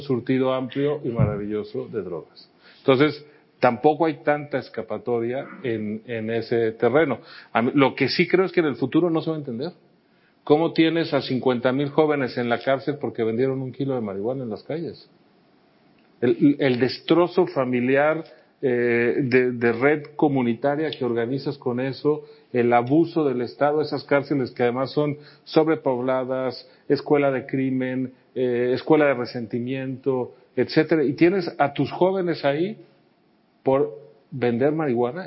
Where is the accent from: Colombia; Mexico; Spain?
Mexico; mi país